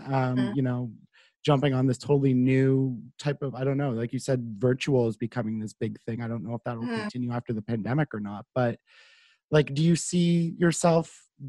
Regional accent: Carleton Place, Ontario, Canada; So I'm from Carlton Place, which is not too far from here

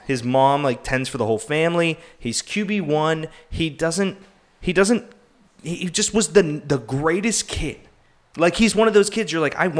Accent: Pittsburgh, Pennsylvania, United States; I'm from Pittsburgh

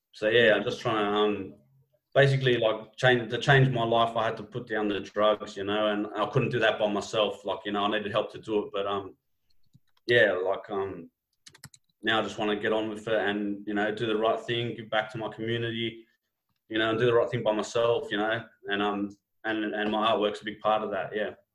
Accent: Sydney, New South Wales, Australia; my hometown, Sydney, you know, in the West

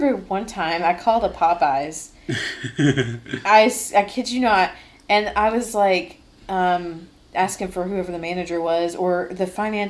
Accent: Indiana, United States; Because we didn't have them in my home state.

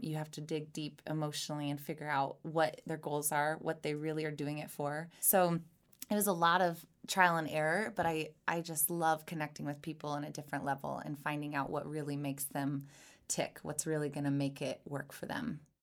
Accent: Missouri, United States; So I'm from Missouri. I was born and raised in a very small town

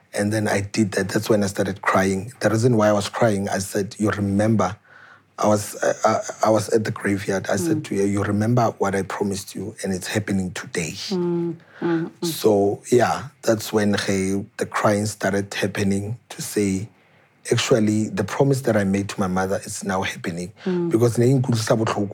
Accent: South Africa; Batwako Taralton, where I grew up, that's where I am from

